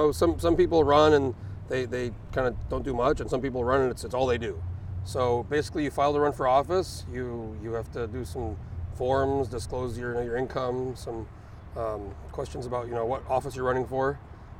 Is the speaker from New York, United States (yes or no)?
no; New Mexico, United States; moved away as an adult; now in Anchorage, United States; I was 19. I was living in New Mexico. I was raised in New Mexico